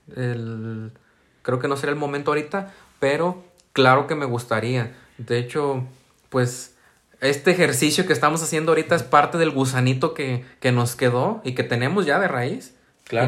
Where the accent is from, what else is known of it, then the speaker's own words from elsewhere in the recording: San Martín, Mexico; opté por venirme a mi ciudad de origen para no estar pagando una renta, para ya no ser foráneo, y, eh, busqué yo mismo hacer el servicio en comunicación social de mi municipio